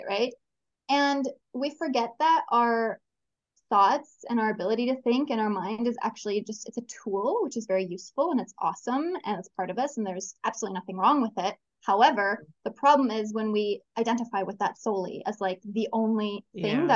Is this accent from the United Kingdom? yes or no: no; Canada; now in Chile; I'm from Canada originally. Currently, I'm living in Chile.